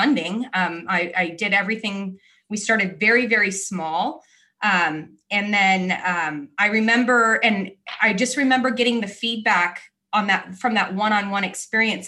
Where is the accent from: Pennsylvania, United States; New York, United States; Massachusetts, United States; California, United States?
California, United States; moved away as an adult; also born or lived in South Florida; now in Florida, United States; I am born and raised in California